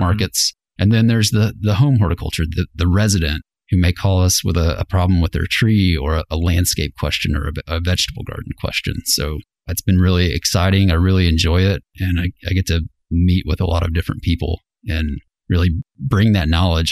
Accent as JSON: {"language": "English", "town": "Fort Smith", "region": "Arkansas", "country": "United States", "tie": "born or raised there", "also_born_or_lived": "Fayetteville, Arkansas", "moved": "as an adult", "said": "I grew up in Fort Smith."}